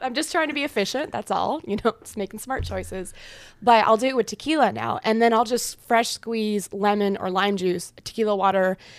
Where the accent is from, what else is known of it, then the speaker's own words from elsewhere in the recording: Nebraska, United States; I grew up in a small town of 500 people.